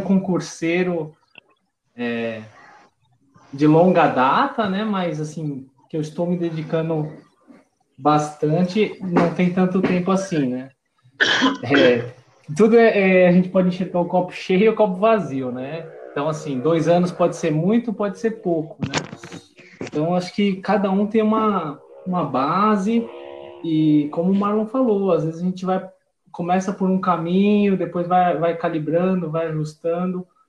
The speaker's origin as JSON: {"language": "Portuguese", "region": "São Paulo", "country": "Brazil", "said": "eu sou de São Paulo"}